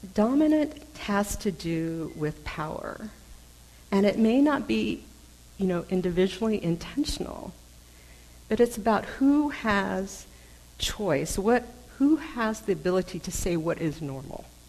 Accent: United States; I am intensely aware that I'm Chinese American

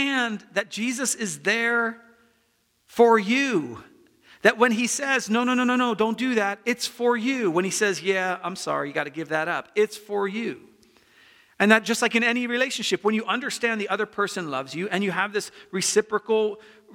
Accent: United States; I'm American

